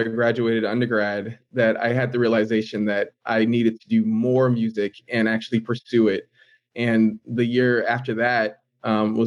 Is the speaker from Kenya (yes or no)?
no; Boston, Massachusetts, United States; moved away as an adult; also born or lived in Honduras / Peru; now in Los Angeles, United States; born and raised in the Boston area